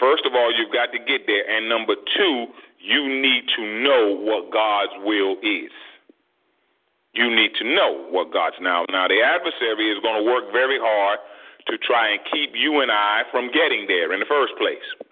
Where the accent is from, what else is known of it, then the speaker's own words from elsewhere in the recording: United States; as African American parents